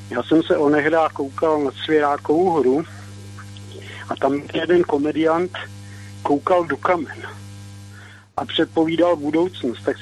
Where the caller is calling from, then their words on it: Česká Lípa, Liberec Region, Czechia; z Český Lípy Zdravím pana VK